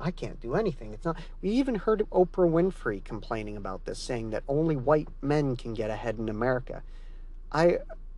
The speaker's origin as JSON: {"language": "English", "country": "Canada", "said": "I'm Canadian"}